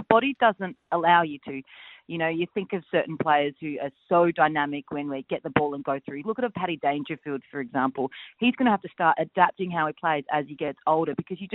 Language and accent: English; Adelaide, South Australia, Australia; also born or lived in Perth; now in Melbourne, Australia; I'm from Adelaide. I spent 10 years in Perth and now I'm here in Melbourne